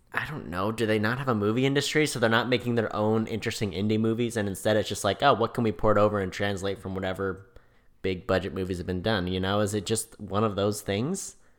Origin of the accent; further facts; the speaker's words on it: California, United States; I'm from California